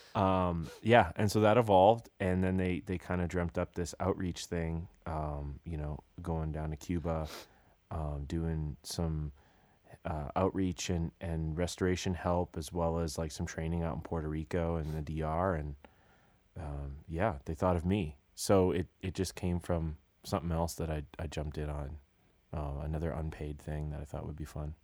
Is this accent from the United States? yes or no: no; British Columbia, Canada; moved away; I'm from British Columbia